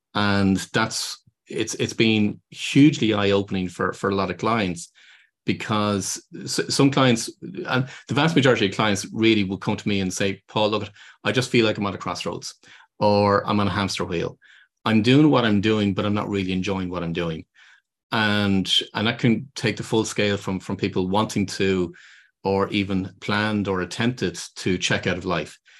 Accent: Ireland; moved away; I'm originally from Ireland

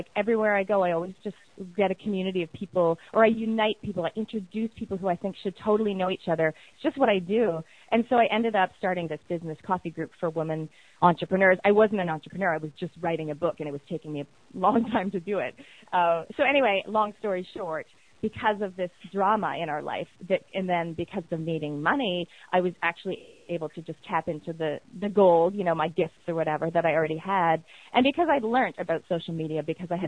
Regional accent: Canada; accent: Canadian; moved away as an adult; now in New Zealand; obviously I've got a Canadian accent. I'm from Canada.

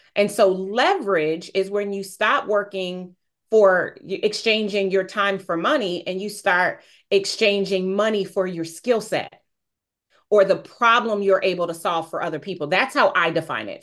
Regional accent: Wilmington, Delaware, United States; also born or lived in Newcastle, Delaware; now I live in Newcastle, Delaware. I moved, but yes, I'm from Wilmington, Delaware

